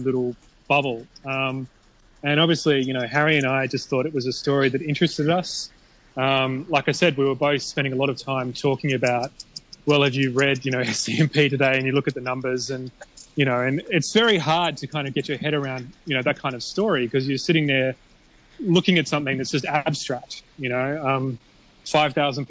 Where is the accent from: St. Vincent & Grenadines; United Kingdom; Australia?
Australia; now in Hong Kong; I'm from Australia